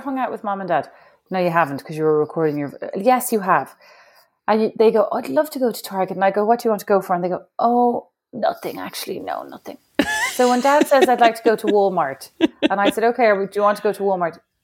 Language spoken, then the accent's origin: English; Ireland; moved away as an adult; as an Irish woman